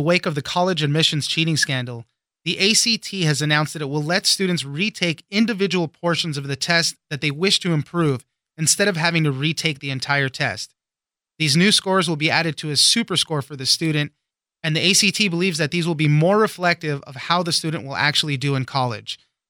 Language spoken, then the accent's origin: English; West Coast, United States; I grew up on the West Coast